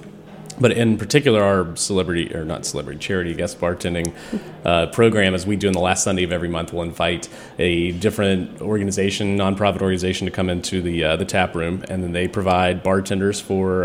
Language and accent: English; East Tennessee, United States; moved away as an adult; also born or lived in Nashville; now in Washington, D.C., United States; I grew up in East Tennessee